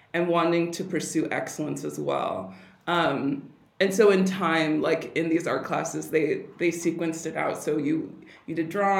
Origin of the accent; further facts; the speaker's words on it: Pasadena, California, United States; I'm originally from California.